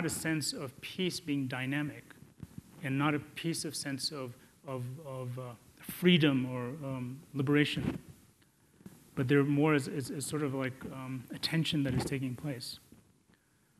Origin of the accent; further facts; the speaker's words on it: India; I was born in India